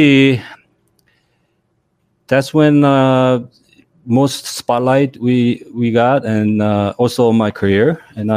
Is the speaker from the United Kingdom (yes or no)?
no; South Korea; English is a second language; now in Los Angeles, United States; I was born in Korea, but I came to the States late 80s